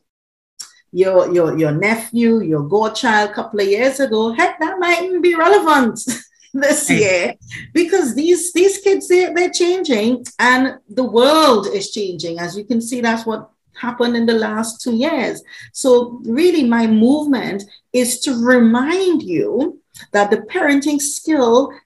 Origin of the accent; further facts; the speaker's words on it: Trinidad & Tobago; now in United Kingdom; Originally, I'm an island girl. I'm from Trinidad. I'm living in the UK.